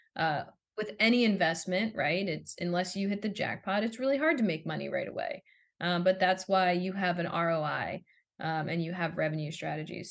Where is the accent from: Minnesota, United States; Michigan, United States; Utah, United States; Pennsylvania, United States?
Pennsylvania, United States; Philadelphia; I grew up in the Philadelphia area